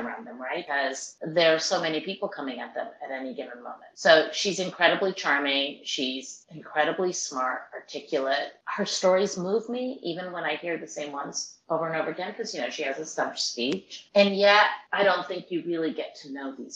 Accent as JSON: {"language": "English", "region": "California", "country": "United States", "said": "I'm from California"}